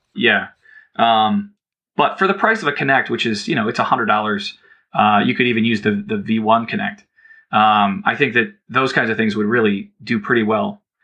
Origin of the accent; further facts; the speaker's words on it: Cleveland, Ohio, United States; I grew up in Cleveland